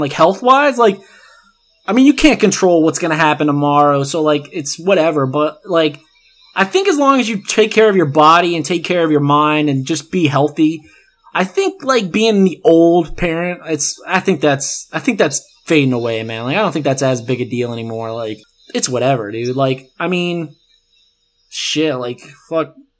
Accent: the South, United States; we're both from the South

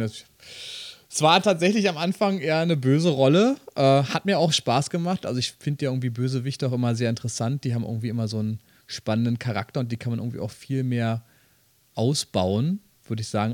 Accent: Berlin, Germany; ich bin Berliner

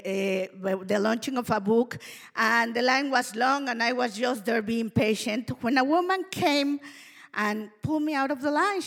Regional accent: Mexico City, Mexico; moved away; I am a Mexican. I was born and raised in Mexico City

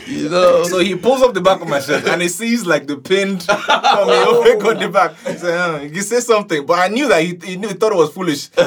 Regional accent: Ibadan, Oyo, Nigeria; moved away; We grew up in Ibadan

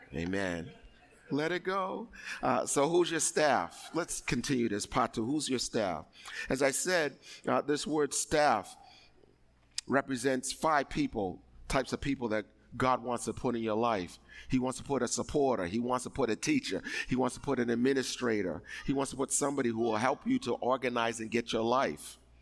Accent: East Coast, United States; I'm from the East Coast.

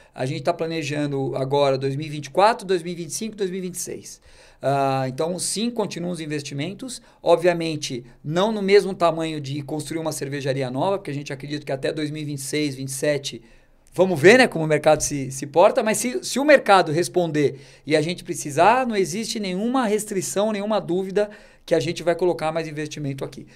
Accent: Brazil; como brasileiro

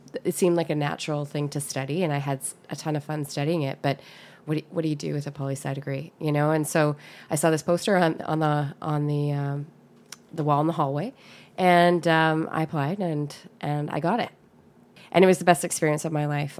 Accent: North Vancouver, British Columbia, Canada; I grew up in, in North Vancouver in Lynn Valley

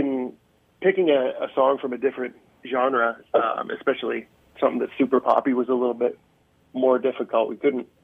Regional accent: just outside of Toronto, Ontario, Canada; also born or lived in Norwood, Ontario; I was born just outside of Toronto and then moved to Norwood for my first year of high school

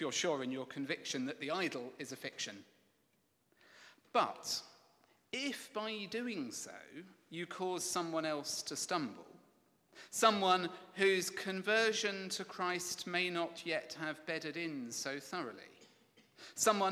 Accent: England, United Kingdom; I'm English.

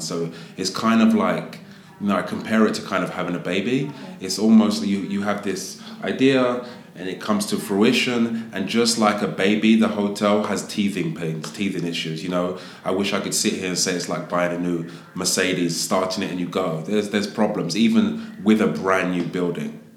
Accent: London, United Kingdom; moved away as an adult; also born or lived in Las Vegas / New York / Miami / Los Angeles; now in United States; I'm from Southeast um, London. Um, proud to be a Londoner, but I've been in America now for about 15 years

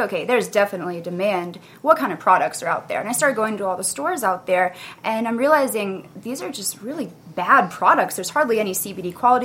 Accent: Florida, United States; moved away as an adult; now in Wellington, United States; I'm from Florida originally

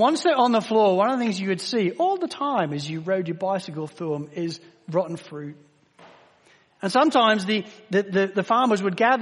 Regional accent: Spalding, East Midlands, United Kingdom; moved away; growing up in Spalding in Lincolnshire in the United Kingdom

